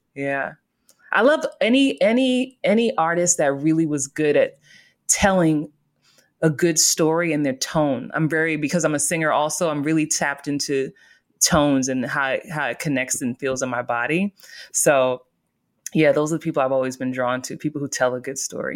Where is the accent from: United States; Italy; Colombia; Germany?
United States; New York City, New York; growing up in the Bronx